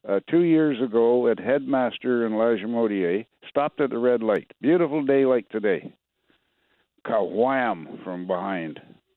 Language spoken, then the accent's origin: English; Kelwood, Manitoba, Canada; now in Winnipeg, Canada; Well, my hometown is north of Neepawa, and I left there in 1964.